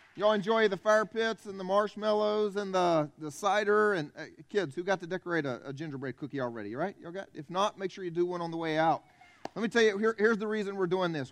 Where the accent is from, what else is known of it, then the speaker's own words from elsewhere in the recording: South Carolina, United States; I'm from South Carolina. I grew up here, born and raised here